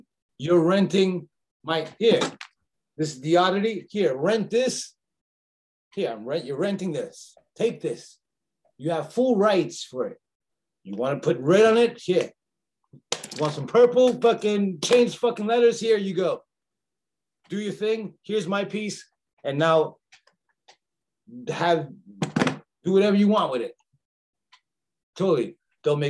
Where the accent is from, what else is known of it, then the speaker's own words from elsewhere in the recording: Union City, New Jersey, United States; moved away as an adult; also born or lived in Bronx, New York; now in France; I'm from Union City, New Jersey, and I come from a place where nobody ever wants to see you better than them